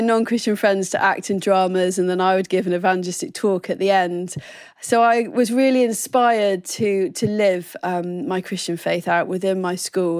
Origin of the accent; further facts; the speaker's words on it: Oxford, South East England, United Kingdom; also born or lived in Plymouth, Devon; So, I was born in Devon and then we moved up to Oxford when I was about seven